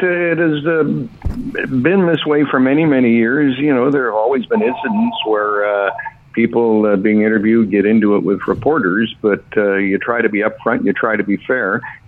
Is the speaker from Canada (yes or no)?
yes; Hamilton, Ontario, Canada; also born or lived in Grand Rapids, Michigan; after high school in Hamilton, went to university at Aquinas College in Grand Rapids, Michigan.